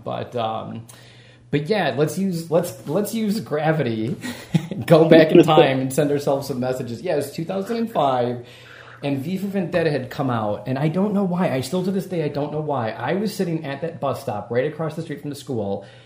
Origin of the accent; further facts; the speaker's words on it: Wisconsin, United States; also born or lived in Vancouver, Canada; I'm from Wisconsin, and, like, our winters are super harsh there